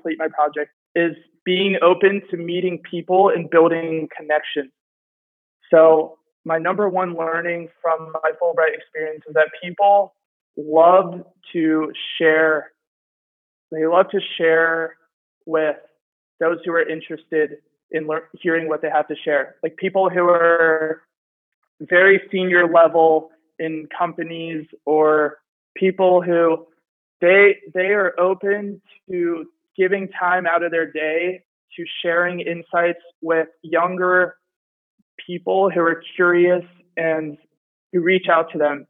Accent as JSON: {"language": "English", "area": "the DC area", "region": "Maryland", "country": "United States", "said": "I'm from Maryland, the DC area"}